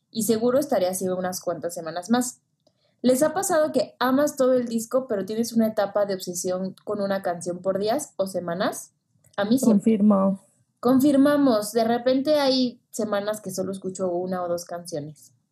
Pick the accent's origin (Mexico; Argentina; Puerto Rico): Puerto Rico; Como siempre, siempre, soy de Puerto Rico.